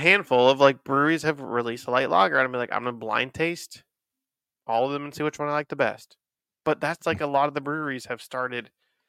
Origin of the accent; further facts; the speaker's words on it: Cincinnati, Ohio, United States; From …. I'm from Cincy.